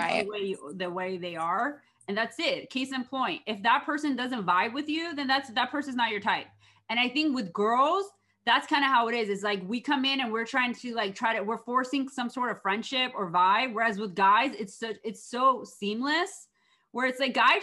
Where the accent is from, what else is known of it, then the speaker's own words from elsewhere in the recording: East Coast, United States; moved away; I'm from the East Coast.